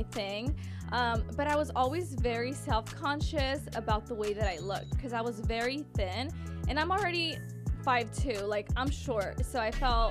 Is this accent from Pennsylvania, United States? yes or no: no; Bakersfield, California, United States; also born or lived in Monterey, California; I do call Bakersfield home, but I was actually born in Monterey, California